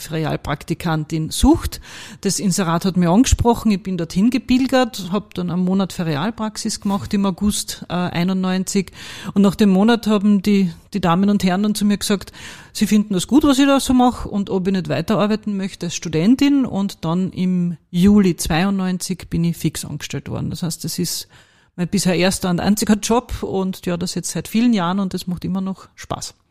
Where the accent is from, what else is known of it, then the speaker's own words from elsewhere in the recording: Carinthia, Austria; accent: Carinthian; moved away as an adult; now in Vienna, Austria; ich bin gebürtige Kärntnerin, das wird man auch hören